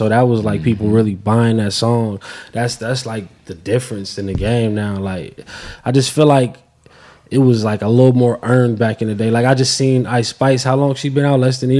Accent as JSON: {"language": "English", "region": "West Coast", "country": "United States", "said": "I'm from the West Coast, so it's like I only grew up hearing the Nas hits"}